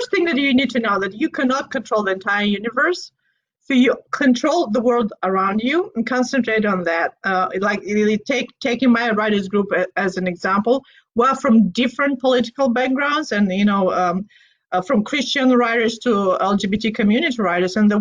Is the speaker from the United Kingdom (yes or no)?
no; Moldova; now in Pacific Northwest, United States; I grew up in Moldova. We are a wine country